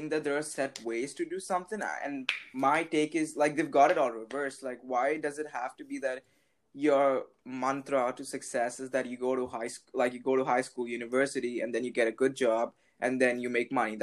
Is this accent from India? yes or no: yes; India; English is a second language; I'm from India, so my English sucks